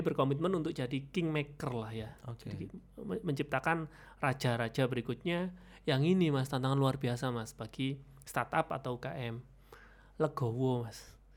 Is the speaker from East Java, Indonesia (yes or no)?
yes; Jombang, East Java, Indonesia; now in Malang, Indonesia; saya kelahirannya Jombang mas, tapi udah hmm. KTP Malang